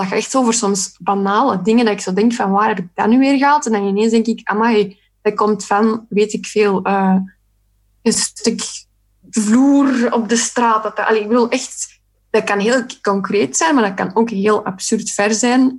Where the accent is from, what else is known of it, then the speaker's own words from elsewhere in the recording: Sint-Niklaas, Flanders, Belgium; moved away; Ik kom ook van Sint-Niklaas trouwens, oorspronkelijk